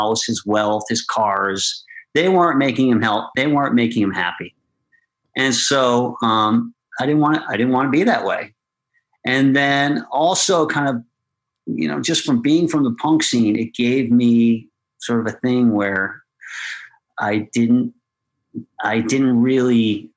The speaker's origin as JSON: {"language": "English", "area": "Westchester", "region": "New York", "country": "United States", "tie": "born or raised there", "said": "I came from Westchester"}